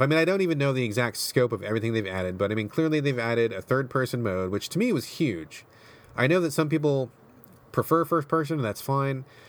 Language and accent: English; United States; I grew up in America